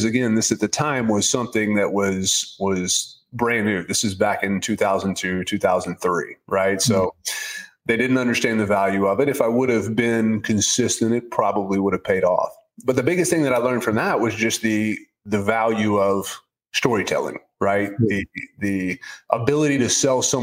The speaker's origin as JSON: {"language": "English", "town": "Nashville", "region": "Tennessee", "country": "United States", "tie": "born or raised there", "said": "I'm from Nashville, born and raised there"}